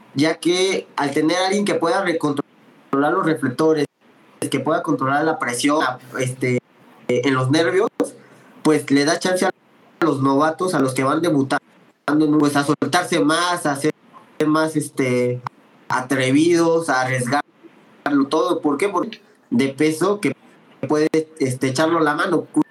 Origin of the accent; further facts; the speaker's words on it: Mexico; como buen mexicano